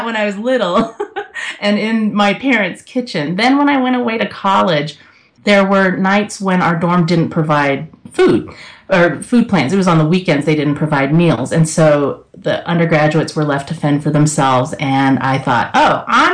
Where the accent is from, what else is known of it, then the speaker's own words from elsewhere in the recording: the South, United States; now in Colorado, United States; Growing up in the South